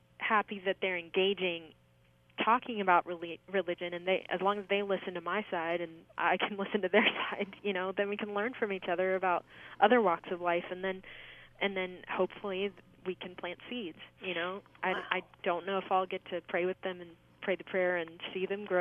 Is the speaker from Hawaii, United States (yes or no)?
no; Orange County, California, United States; now in Glendale, United States; I was raised in Orange County